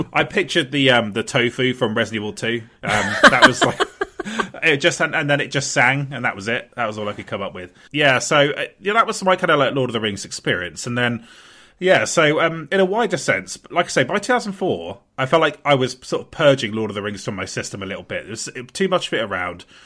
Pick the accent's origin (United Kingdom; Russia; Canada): United Kingdom; Portsmouth, South East England; born or raised there